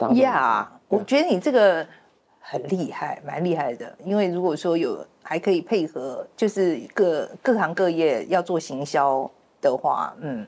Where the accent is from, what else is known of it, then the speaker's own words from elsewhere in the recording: Taiwan; moved away; also born or lived in United States; 我在美国住那么久，我都会觉得你讲温良恭俭，温良恭俭让，是我们台湾人很，很，很，呃，怎么讲，很崇尚的一个quality